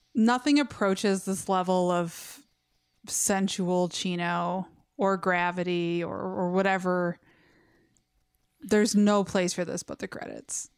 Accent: Westland, Michigan, United States; I grew up in Westland

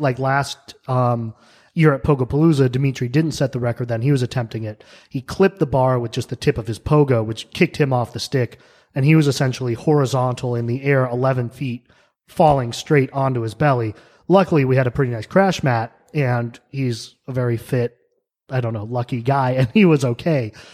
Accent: New Mexico, United States; moved away as an adult; also born or lived in New York; now in Pittsburgh, United States; I grew up in New Mexico.

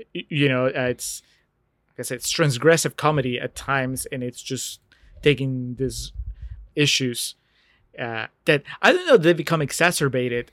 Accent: Peru; moved away; I grew up in Peru

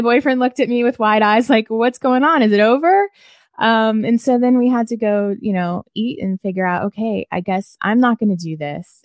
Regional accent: Washington, District of Columbia, United States; born or raised there; moved away; also born or lived in Nashville, Tennessee / rural Maryland

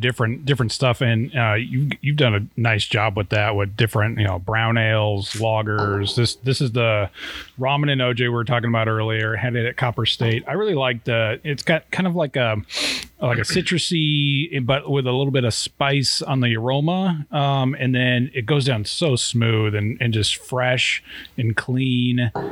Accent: Hillsboro, Oregon, United States; I grew up in Oregon. I li- I uh, grew up in Hillsboro, Oregon

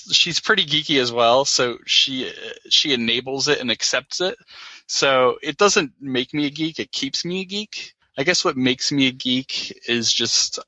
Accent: New Jersey, United States; I'm from South Jersey

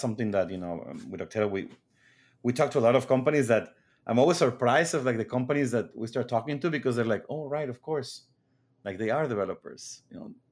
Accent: Mexico; moved away as an adult; now in United States; I grew up in Mexico, then moved to the U S right after school

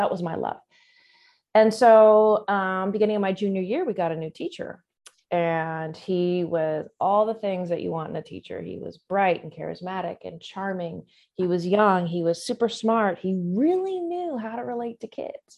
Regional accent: Southern California, United States; born and raised in Southern California

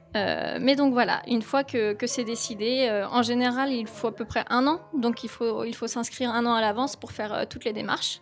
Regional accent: Cholet, Pays de la Loire, France; moved away as an adult; also born or lived in Tokyo, Japan; Je suis revenue dans ma ville natale à Cholet

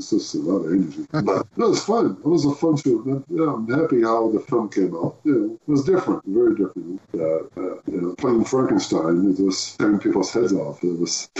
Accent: the Maritimes, Canada; also born or lived in Moncton; I'm from the Maritimes. I'm from the East Coast

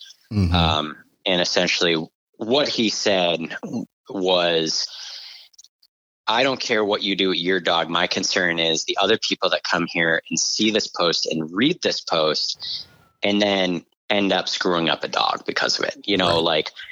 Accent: New England, United States; I'm from New England, I hunt grouse and woodcock.

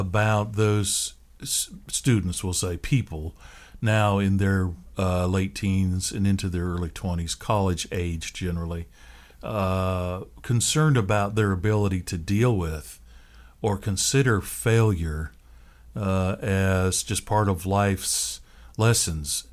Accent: Seattle, Washington, United States; moved away; I grew up in the Seattle area

